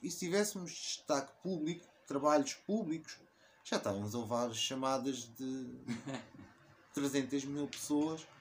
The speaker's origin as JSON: {"language": "Portuguese", "country": "Portugal", "tie": "born or raised there", "said": "eu cresci em Portugal e adoro em Portugal"}